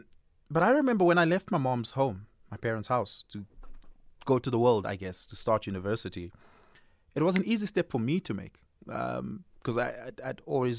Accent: Johannesburg, Gauteng, South Africa; And especially because we're from Johannesburg, we've lived here all our lives.

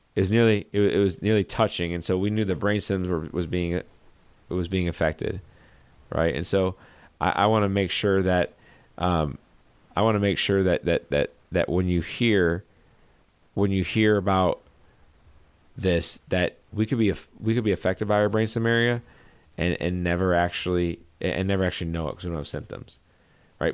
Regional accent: St. Louis, Missouri, United States; I'm from Saint Louis. This is, uh, my stomping grounds.

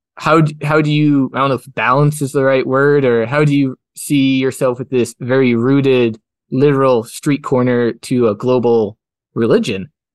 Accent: Kelowna, British Columbia, Canada; I grew up in Rutland, which is part of Kelowna

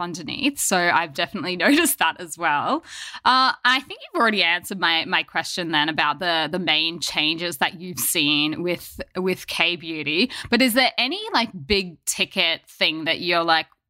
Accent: Australia; moved away as an adult; now in Korea; growing up in Australia

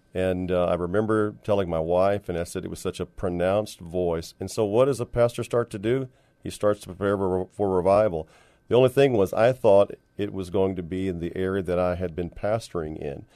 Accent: San Antonio, Texas, United States; moved away as an adult; also born or lived in Dallas / California; I was born and raised here, but left in the, uh, early to mid eighties

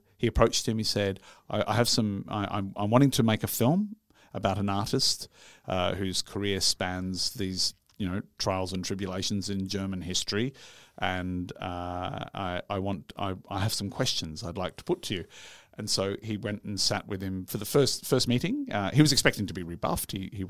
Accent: Yorkshire and the Humber, United Kingdom; From Yorkshire. Well, I'm from Yorkshire.

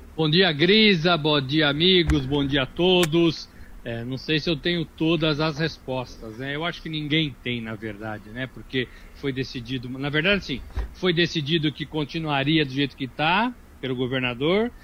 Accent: Brazil; nós também somos brasileiros

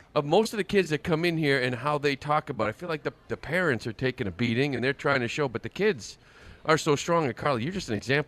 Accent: Framingham, Massachusetts, United States; I'm from Framingham.

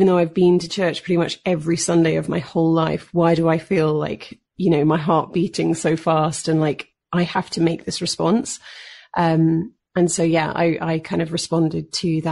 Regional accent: London, United Kingdom; moved away as an adult; I'm born and raised in London, UK

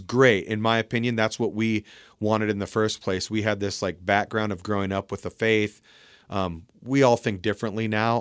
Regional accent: Port Angeles, Washington, United States; We grew up in Port Angeles

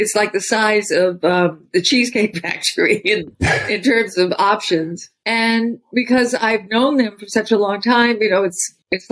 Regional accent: New York City, New York, United States; growing up in New York, in Harlem

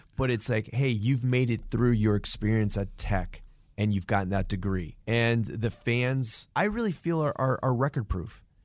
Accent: New England, United States; growing up in New England

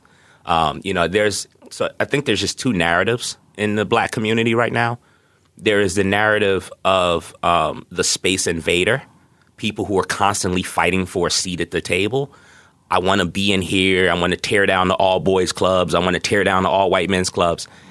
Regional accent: New York City, New York, United States; moved away as an adult; now in Seattle, United States; growing up in Brooklyn in the 80s

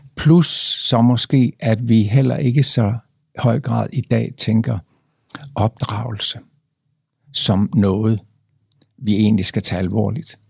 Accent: Jutland, Denmark; moved away; vi kommer fra Jylland

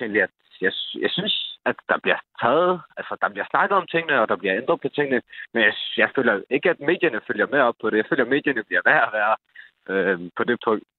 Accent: Holbæk, Zealand, Denmark; born or raised there

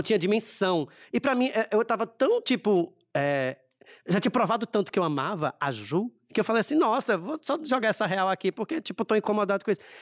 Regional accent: Recife, Pernambuco, Brazil; accent: Nordestino; Recifense, cem por cento recifense. Meus pais são da Paraíba, mas eu nasci no Recife já.

